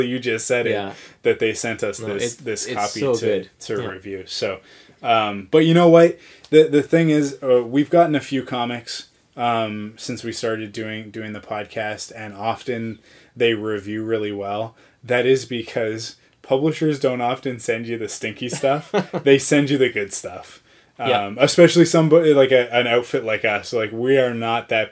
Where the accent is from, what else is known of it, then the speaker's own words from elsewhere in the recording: Canada; I am Canadian